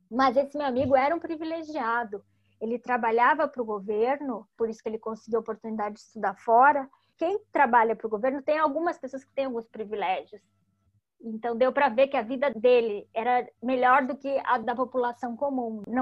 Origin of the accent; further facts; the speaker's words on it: Cuba; Eu não posso eu sou cubano, eu não tenho permissão para entrar na praia.